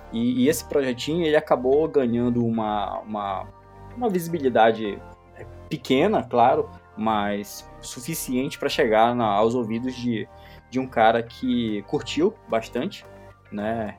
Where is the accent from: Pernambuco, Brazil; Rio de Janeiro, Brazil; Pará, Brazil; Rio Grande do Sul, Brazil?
Pará, Brazil; Belém; eu sou de Belém do Pará